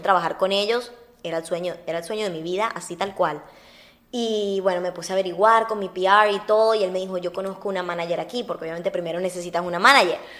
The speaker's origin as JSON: {"language": "Spanish", "country": "Venezuela", "tie": "born or raised there", "also_born_or_lived": "Uruguay", "moved": "yes", "said": "soy una uruguaya criada en Venezuela y amo muchísimo Venezuela"}